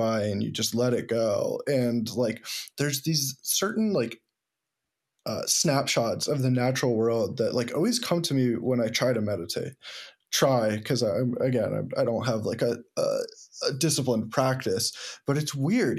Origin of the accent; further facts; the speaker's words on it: the Berkshires, Massachusetts, United States; moved away; also born or lived in Ithaca; I was born in the Berkshires and, um, go back often 'cause my family's there